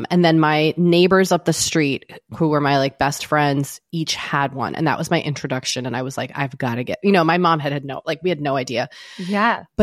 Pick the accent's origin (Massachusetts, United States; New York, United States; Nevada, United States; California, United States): Massachusetts, United States; Boston; grew up in Boston?